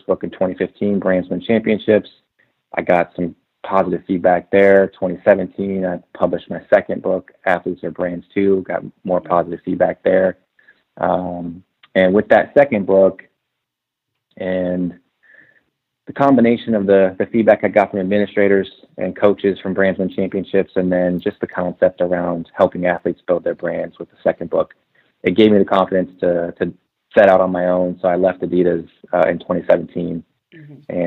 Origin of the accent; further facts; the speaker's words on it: Portland, Oregon, United States; I'm from Portland. I went to school in Oregon.